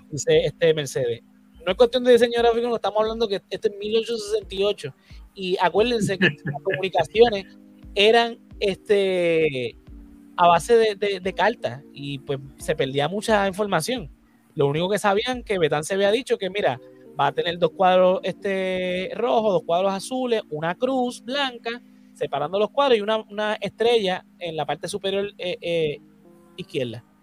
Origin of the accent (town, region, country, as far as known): Puerto Rico